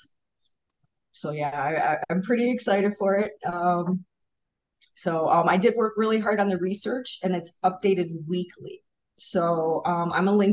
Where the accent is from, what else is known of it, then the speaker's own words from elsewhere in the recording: Hamtramck, Michigan, United States; we are, hardcore Hamtramck